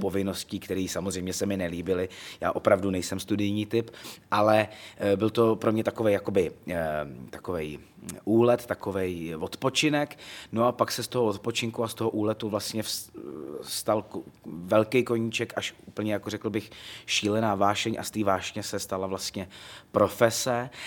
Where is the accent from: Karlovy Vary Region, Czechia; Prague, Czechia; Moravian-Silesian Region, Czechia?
Karlovy Vary Region, Czechia; Loket; Já jsem z Lokte nad Ohří, to je takový historický městečko na, zá, na západě Čech.